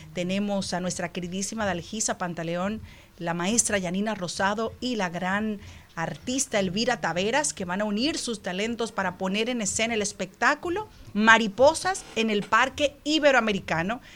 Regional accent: Dominican Republic; como dominicanos

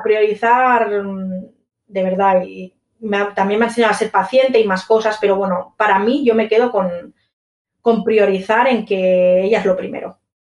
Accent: Barcelona, Catalonia, Spain; yo soy de Barcelona

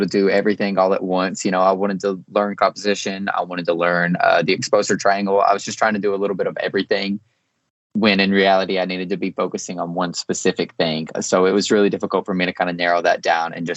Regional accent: Kentucky, United States; a photographer from Kentucky

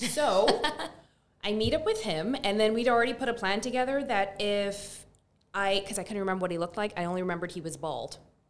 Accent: Barbados; moved away; also born or lived in New York; well, actually, I'm from Barbados. I was born, raised there.

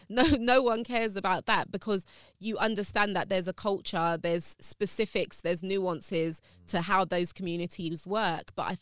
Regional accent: London, United Kingdom; I'm, like I said, I'm from South London, near Brixton.

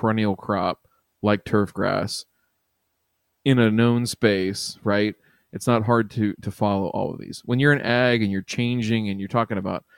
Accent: Ohio, United States; my home state's sake

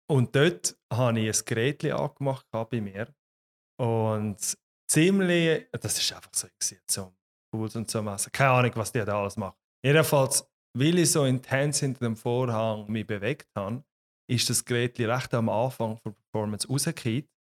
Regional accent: Graubünden, Switzerland; ich bin ursprünglich aus Graubünden, darum auch der spezielle

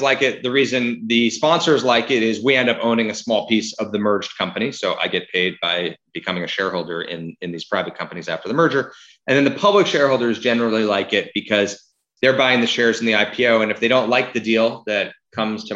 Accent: New York, United States; also born or lived in Seattle, Washington; now in Los Angeles, United States; I grew up here in New York and then here in LA, but then I found myself in Seattle for 15 years

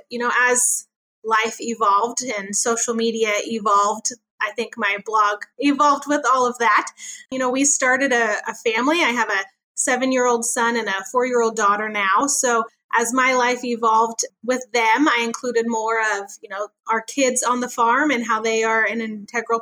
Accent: Chico, California, United States; moved away as an adult; now in Kern County, United States; I grew up in Northern California in Chico

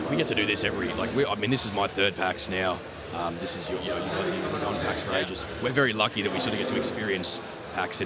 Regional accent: Queensland, Australia; I'm from Queensland.

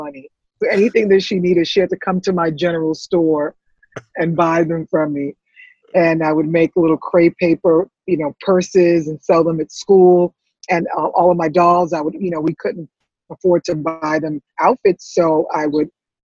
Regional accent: New York City, New York, United States; also born or lived in Antigua / St. Croix; I grew up in the Bronx

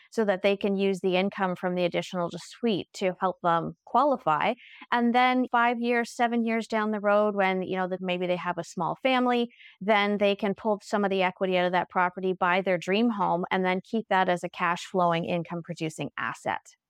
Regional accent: Halifax, Nova Scotia, Canada; I was born in Halifax

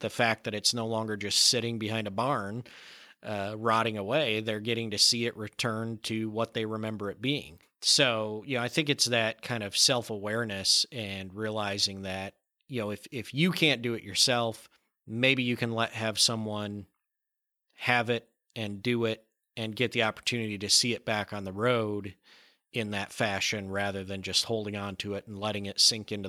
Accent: Michigan, United States; And I growing up in Michigan, if I remember right, I think it's either 4 or 5 cars a month

